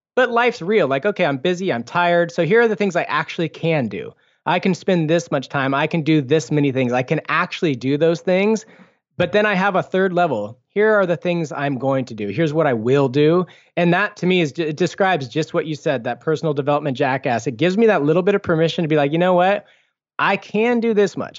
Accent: Foster City, California, United States; I grew up in Foster City

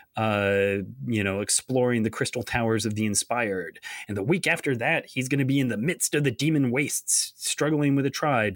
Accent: Ithaca, New York, United States; moved away; visiting my, my hometown of, uh, Ithaca, New York

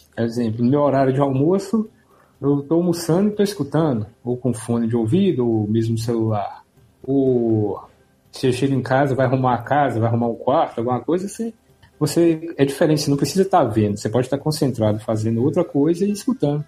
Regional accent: Minas Gerais, Brazil; Sou de Minas

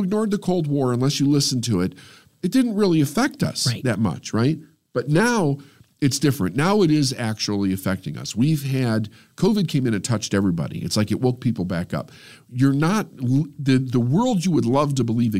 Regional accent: United States; I feel it's my responsibility as an American

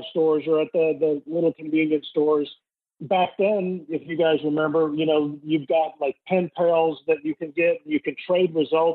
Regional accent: Greenville, South Carolina, United States; growing up in Greenville, South Carolina, it's a great place to grow up

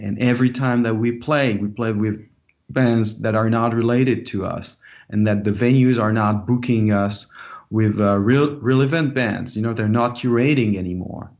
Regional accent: France; now in Los Angeles, United States; an international band because I'm from France

